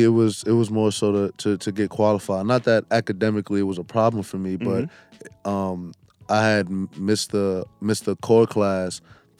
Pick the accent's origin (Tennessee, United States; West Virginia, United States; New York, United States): New York, United States; New York City; my family uptown is big, but I grew up in Brooklyn, okay. So I always tell everybody, you know, I'm from Brooklyn.